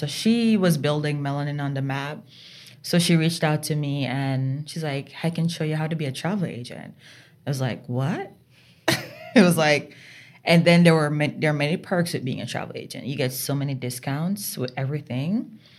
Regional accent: Jamaica; moved away as an adult; now in Vermont, United States; growing up in Jamaica, you know, it's small country girl.

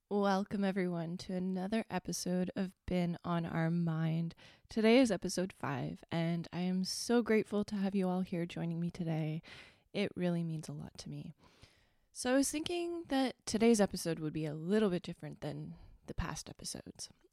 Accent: Northern Ontario, Canada; I am from Northern Ontario

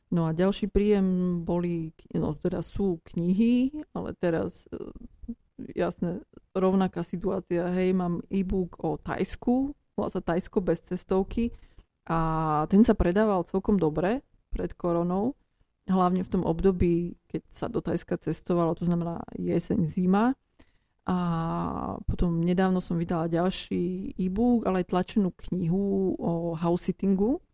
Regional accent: Slovakia; moved away as an adult; also born or lived in England / Frankfurt, Germany; Ja som sa narodila na Slovensku, ale e, predko, a teda moja mamka je zo Lvova, zo mm. západnej Ukrajiny

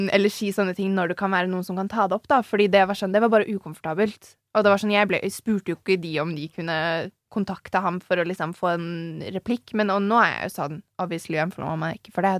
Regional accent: Nøtterøy, Vestfold, Norway; also born or lived in Tønsberg; Jeg er jo fra et sånn Eller jeg er fra Tønsberg. Eller Nøtterøy, da.

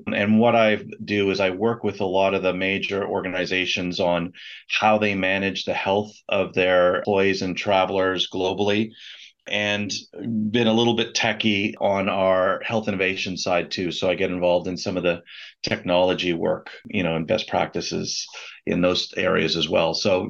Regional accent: Canada; also born or lived in Moscow, Russia / Beijing, China; I'm actually a Canadian physician, but done a lot of my work internationally.

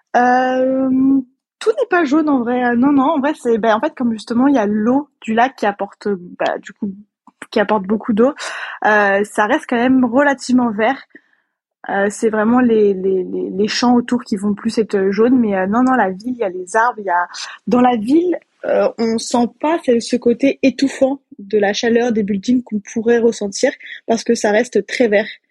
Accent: France; moved away as an adult; now in Austin, United States; moi en tant que française

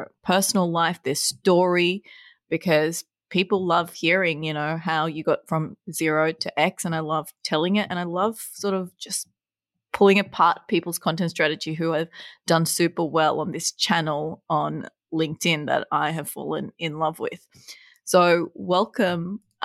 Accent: Bangladesh; I'm Bangladeshi as well

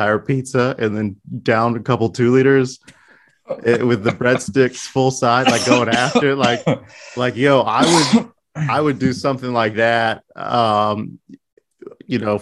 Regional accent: United States; I'm an American too

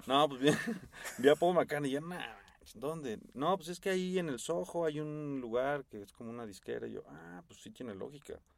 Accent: Mexico; fan from Mexico

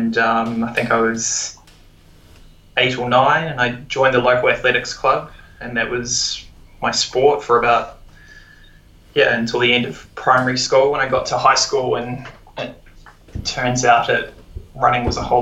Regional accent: Otago, New Zealand; moved away as an adult; also born or lived in Wellington, New Zealand / England / Melbourne, Australia; now in Vancouver, Canada; originally from New Zealand, born and bred in Otago

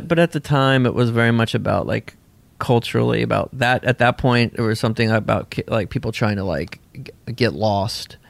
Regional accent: Tennessee, United States; also born or lived in Bolinas, California / Nashville, Tennessee; I grew up in a commune in Tennessee

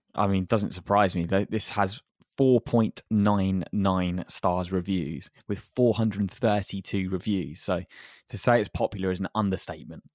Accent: England, United Kingdom; as English people

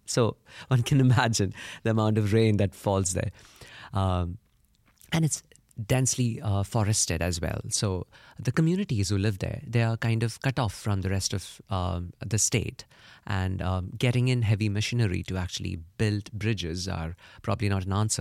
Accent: India; I come from India

